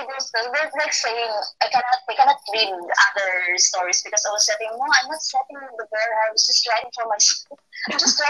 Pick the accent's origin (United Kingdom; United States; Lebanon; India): United Kingdom; I'm not into fairy tales. I'm just British, but yes, kinda.